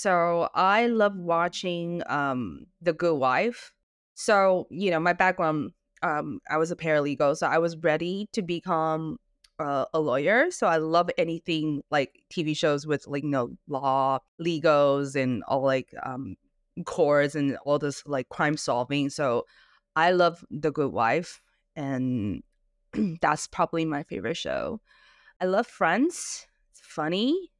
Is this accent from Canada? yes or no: yes; Canada; accent: Canadian; also born or lived in Singapore / London; Well, I was raised in Singapore and Canada, and I was also in London for a little while.